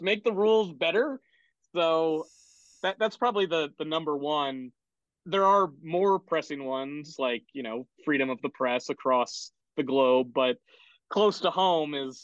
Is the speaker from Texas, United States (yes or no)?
no; Connecticut, United States; I grew up in Connecticut for the most part